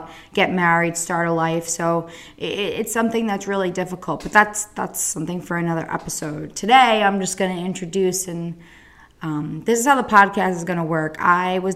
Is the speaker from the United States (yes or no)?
yes; Central New Jersey, United States; I'm from New Jersey, Central Jersey